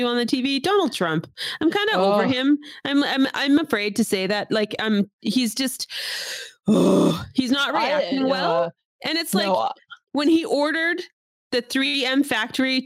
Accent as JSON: {"language": "English", "country": "Canada"}